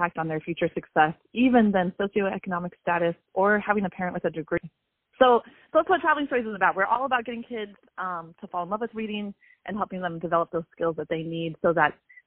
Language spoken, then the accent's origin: English; San Diego, California, United States; also born or lived in Honduras; I grew up in San Diego